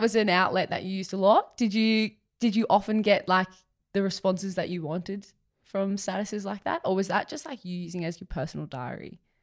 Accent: Sutherland Shire, New South Wales, Australia; growing up in the Sutherland Shire

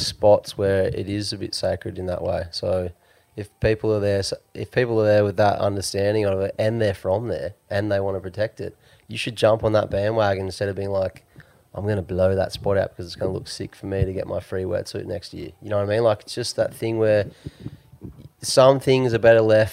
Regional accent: Byron Bay, New South Wales, Australia; I was born in Byron

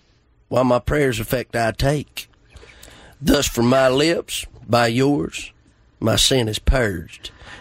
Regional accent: Jefferson, Georgia, United States; now in Maysville, United States; I'm from Jefferson, Georgia. I was born and raised there. Graduated with 66 people. It's a tiny town.

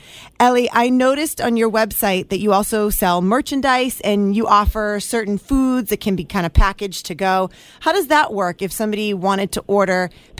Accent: Merrimack Valley, Massachusetts, United States; the Merrimack Valley, which is my hometown area. I love it. And it's north of Boston.

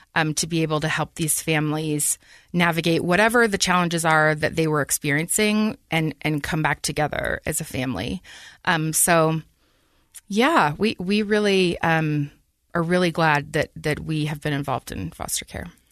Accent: Taylorsville, Utah, United States; I grew up in Taylorsville, um, good old Teaville

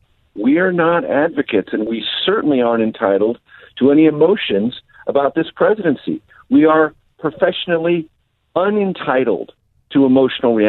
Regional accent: San Diego, California, United States; moved away as an adult; also born or lived in Missouri / Amarillo, Texas / Las Vegas, Nevada / Houston, Texas; now in Washington, United States; I grew up in San Diego

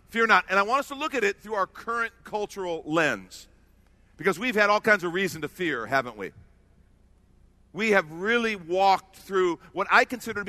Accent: Chicago, Illinois, United States; now in Texas, United States; I grew up in Chicago

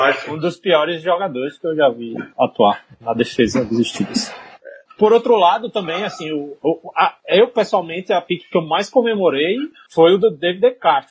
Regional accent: Maceió, Alagoas, Brazil; also born or lived in Pernambuco; eu sou de Maceió, Alagoas, mas trabalho em uma pequena cidade no interior de Pernambuco

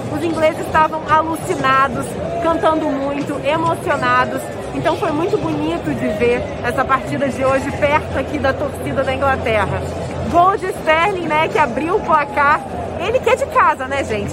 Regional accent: Brazil; now in England; até eu que sou brasileira, nem sou inglesa

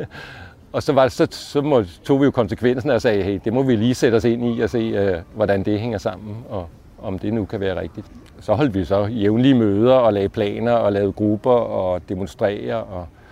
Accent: Allerød, Capital Region of Denmark, Denmark; moved away; also born or lived in Copenhagen; Jeg voksede op i provinsen i Allerød

